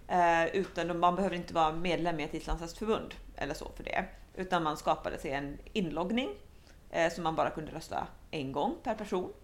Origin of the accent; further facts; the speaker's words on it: Helsinki, Uusimaa, Finland; first language Swedish; moved away as an adult; now in Sweden; jag är faktiskt väldigt dålig på finska fast jag är uppvuxen i Helsingfors.